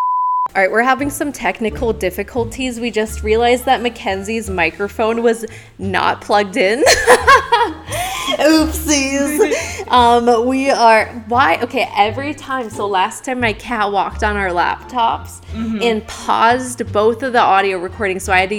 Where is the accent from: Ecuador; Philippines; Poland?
Philippines; I know this is real, like I'm from the Philippines, like this is a real